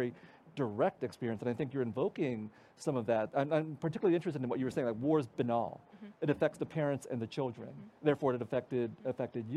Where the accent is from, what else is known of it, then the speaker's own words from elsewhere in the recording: United States; I grew up in the United States